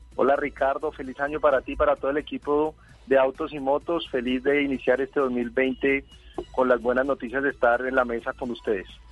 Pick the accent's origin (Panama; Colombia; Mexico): Colombia